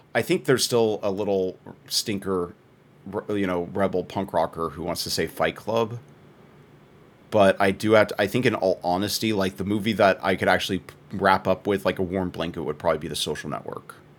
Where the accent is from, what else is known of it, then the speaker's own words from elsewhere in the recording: Texas, United States; as a Texan